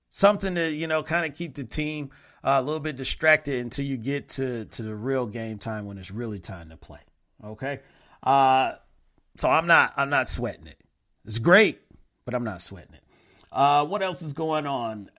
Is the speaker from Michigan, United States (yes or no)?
yes; Flint, Michigan, United States; my hometown